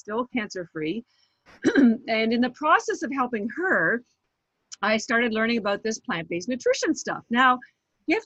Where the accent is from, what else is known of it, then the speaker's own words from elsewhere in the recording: Canada; also born or lived in Vancouver, Canada; now in Boston, United States; I am Canadian, but I live in Boston